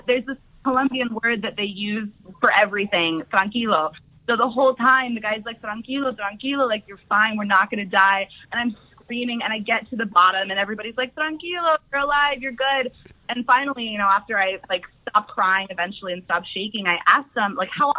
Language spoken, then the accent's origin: English; Northern California, United States; we're from Northern California